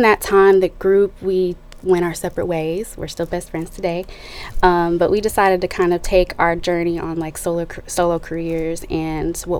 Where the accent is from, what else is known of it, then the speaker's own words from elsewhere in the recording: Nashville, Tennessee, United States; also born or lived in Milwaukee, Wisconsin; I moved here when I was about 6 or 7. We picked Music City